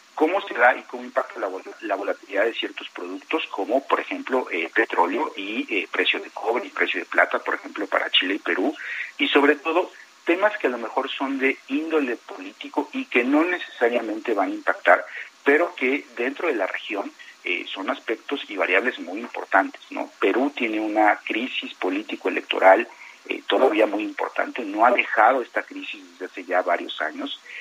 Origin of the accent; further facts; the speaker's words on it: Mexico; como mexicano